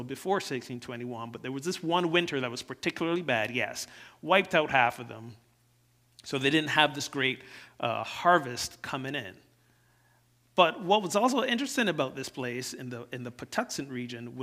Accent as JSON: {"language": "English", "country": "Barbados", "tie": "born or raised there", "moved": "yes", "lives_now": "United States", "said": "I didn't grow up here in the U.S. I grew up in Barbados."}